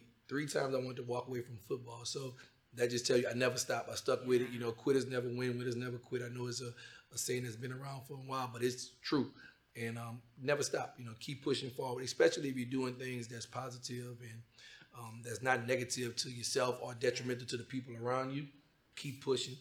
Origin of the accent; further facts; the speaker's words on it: Louisiana, United States; I'm from Louisiana